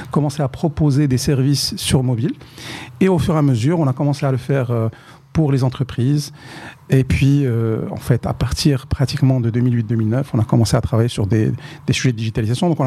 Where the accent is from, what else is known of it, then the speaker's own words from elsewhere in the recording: Sefrou, Fès-Meknès, Morocco; moi, non, moi, je suis de Sfro